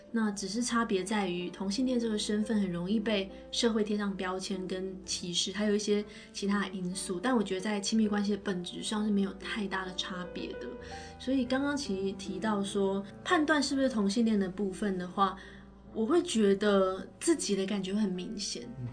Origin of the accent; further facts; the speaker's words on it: Taiwan; 我是台湾，来自台湾的心理咨询师，然后也是，呃，美国认证的职涯发展师。那我本科跟硕士都是念台湾师范大学的心理咨询专业